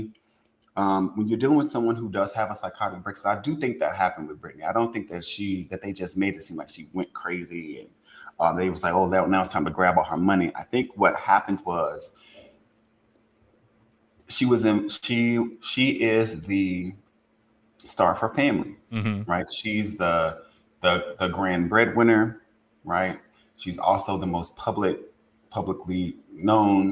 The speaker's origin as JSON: {"language": "English", "region": "Louisiana", "country": "United States", "said": "I'm from Louisiana."}